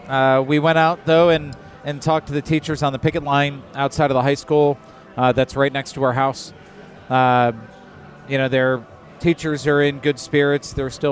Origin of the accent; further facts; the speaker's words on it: Michigan, United States; I grew up in Michigan. I went to school in Michigan